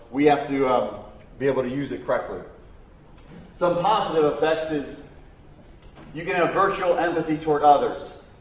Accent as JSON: {"language": "English", "town": "Mansfield", "region": "Ohio", "country": "United States", "said": "I'm from Mansfield, Ohio."}